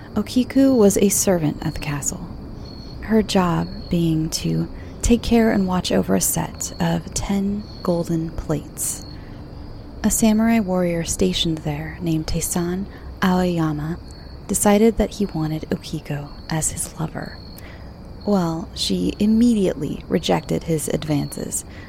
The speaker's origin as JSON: {"language": "English", "country": "United States", "said": "I'm American"}